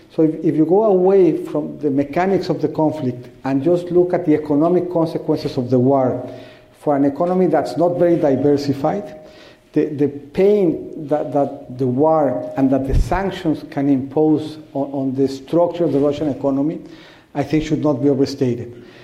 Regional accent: Mexico; I was from Mexico

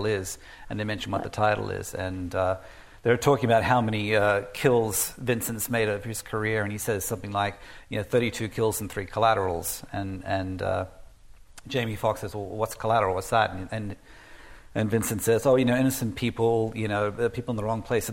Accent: Australia; moved away as an adult; growing up in Australia

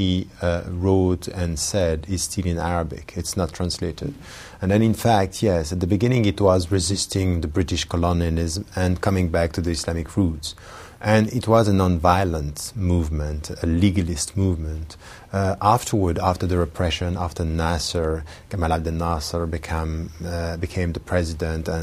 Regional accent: Geneva, Switzerland; I was born in Geneva, and I was raised there

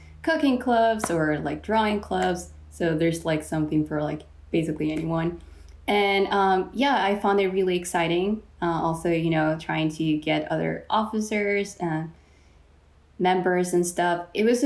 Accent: Mexico; now in San Diego, United States; I was born and raised in Mexico

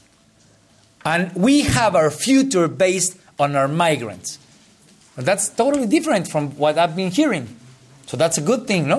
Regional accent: Guerrero, Mexico; I used to be the Minister for Rural Affairs in my hometown, which is a very poor one. I'm from the state of Guerrero.

